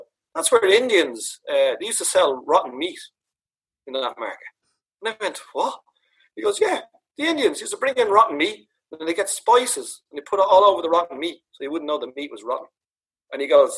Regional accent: Dublin, Leinster, Ireland; me growing up in Dublin.

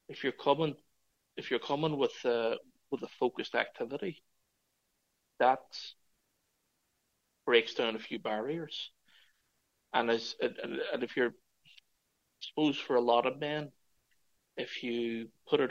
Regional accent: Derry, Northern Ireland, United Kingdom; moved away as an adult; now in Cork, Ireland; myself, as a Northern Irish man

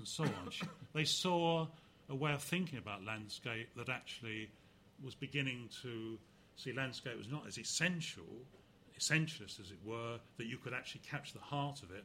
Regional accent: Canvey Island, East of England, United Kingdom; also born or lived in Hadleigh, Essex; I grew up on Canvey Island, and our family left a year before the floods in 1953

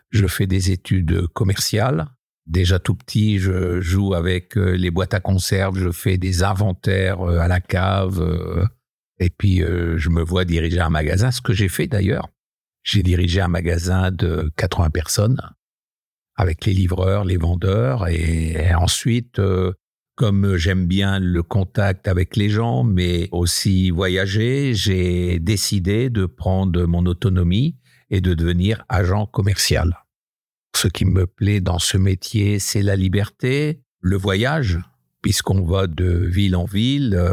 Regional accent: Hauts-de-France, France; je suis natif du Nord, un petit village euh, dans le Bavésie. Mon papa était cadre à EDF, donc on a beaucoup voyagé aussi de poste en poste euh, et on a atterri dans un petit village à côté de Maubeuge

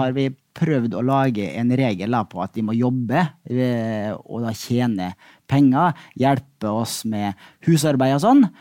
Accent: Molde, Møre og Romsdal, Norway; Molde, der jeg vokste opp.

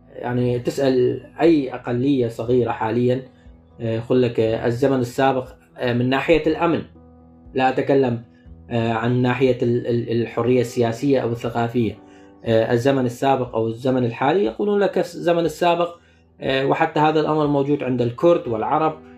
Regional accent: Shekhan, Nineveh, Iraq; now in Hanover, Germany; أنا، آه، الحدر من مدينة، آه، الشيخان

